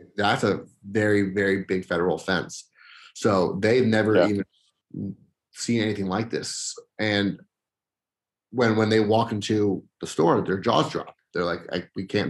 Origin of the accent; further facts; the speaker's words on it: Las Vegas, Nevada, United States; growing up in Vegas is, is spectacular.